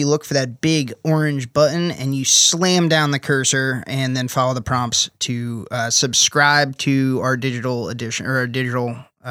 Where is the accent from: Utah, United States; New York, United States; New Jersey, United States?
New York, United States; now in Charleston, United States; And now I'm happy to say as a Charleston resident, that hole doesn't really exist